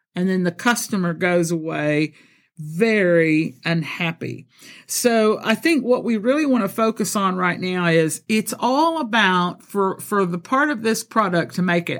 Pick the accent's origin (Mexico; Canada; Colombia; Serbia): Colombia; first language Spanish and English; also born or lived in Texas; now in United Kingdom; I'm born in Texas, but I was raised in Colombia, South America